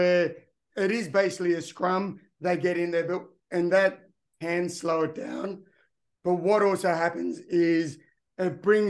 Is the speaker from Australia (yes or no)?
yes; Engadine, New South Wales, Australia; Growing up in Engadine, which is part of Cronulla, like you said, which is just south of Sydney, great place to be.